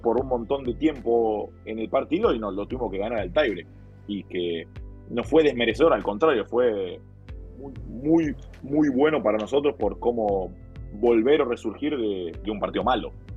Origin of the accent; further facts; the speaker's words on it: Argentina; nosotros como argentinos